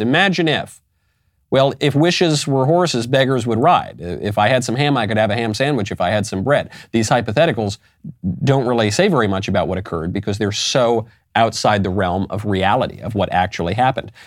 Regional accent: New York, United States; moved away; also born or lived in California; I come from New York. I lived in California

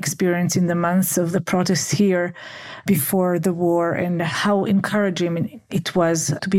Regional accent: Jerusalem, Jerusalem District, Israel; I'm from Yerushalayim.

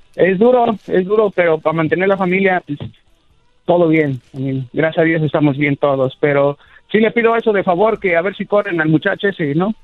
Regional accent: Evanston, Illinois, United States; now in Vero Beach, United States; yo nací en Chicago

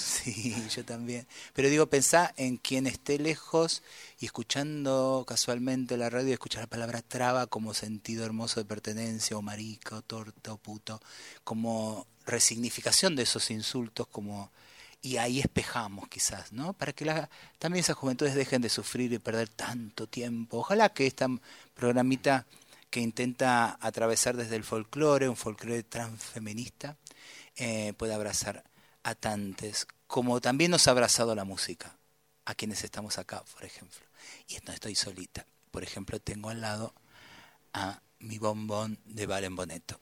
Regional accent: Buenos Aires, Argentina; also born or lived in Tucumán; Ya no soy de Liniers solamente, ya no soy del tren Sarmiento

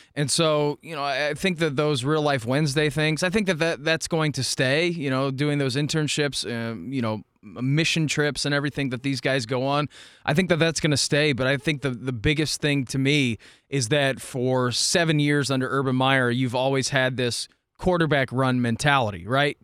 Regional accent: Dayton, Ohio, United States; I grew up in Dayton

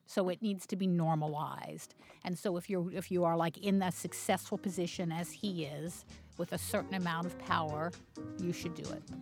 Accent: Baltimore, Maryland, United States; I grew up in Baltimore

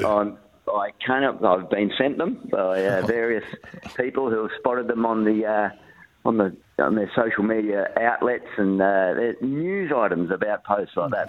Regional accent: northern New South Wales, Australia; moved away; back in my hometown

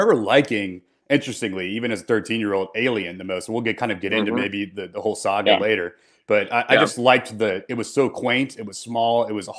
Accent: Bartlett, Tennessee, United States; we both grew up in Memphis. I grew up in Bartlett. I'm an only child. My parents both worked.

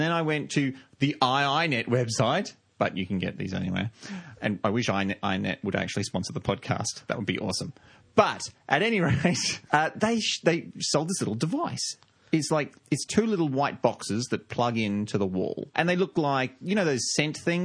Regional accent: Australia; I'm from Australia. We're very backward here

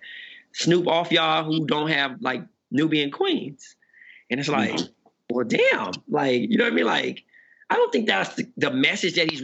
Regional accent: Compton, California, United States; moved away; also born or lived in Phoenix / Portland; I was from Compton.

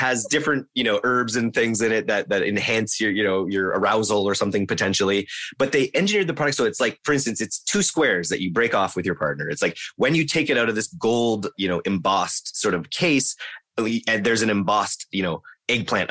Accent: Canada; as a Canadian.

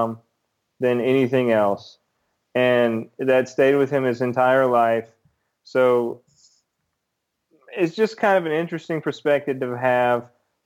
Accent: United States; as an American

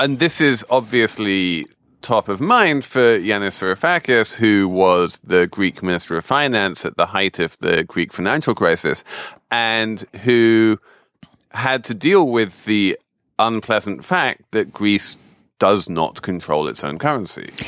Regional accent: Europe, in Britain, England, United Kingdom; I grew up in Europe and with a very sort of pro-European family

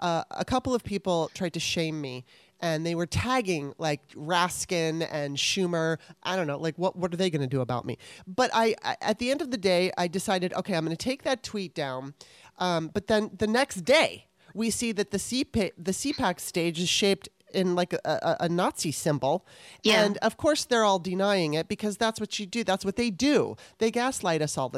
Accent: Los Angeles, California, United States; I grew up in Los Angeles

